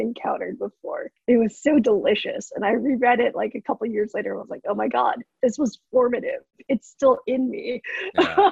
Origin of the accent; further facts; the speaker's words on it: United States; I'm fourth generation Japanese, so I'm like in terms of my lineage and my culture. Like I'm removed, I'm American Japanese